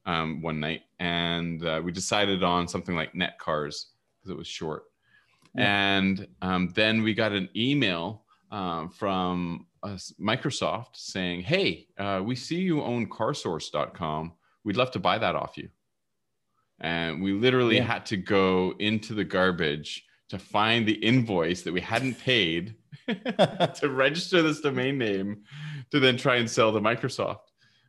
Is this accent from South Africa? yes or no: no; Vancouver, British Columbia, Canada; also born or lived in England; No, I was born in England. I came over when I was five. So okay. I'm basically raised and I am Canadian. I grew up in Vancouver, went to the UBC here